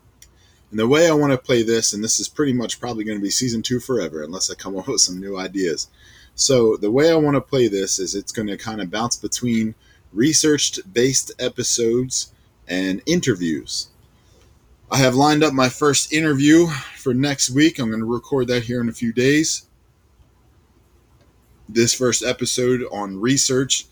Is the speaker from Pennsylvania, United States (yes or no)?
yes; Philadelphia, Pennsylvania, United States; I'm from Philadelphia